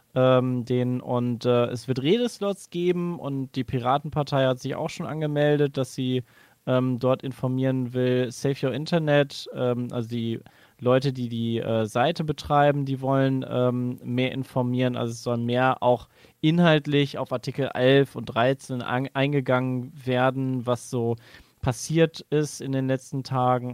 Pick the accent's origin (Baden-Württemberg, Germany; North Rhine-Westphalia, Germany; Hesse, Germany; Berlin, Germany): North Rhine-Westphalia, Germany; Cologne; Ich als Rheinländer, ich kann sagen, ich habe quasi jedes Karneval mitgenommen, miterlebt.